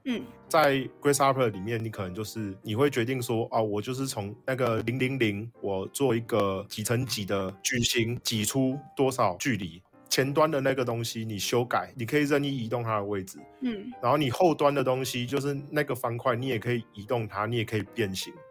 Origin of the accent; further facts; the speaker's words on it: Taoyuan, Taiwan; 我桃园人啊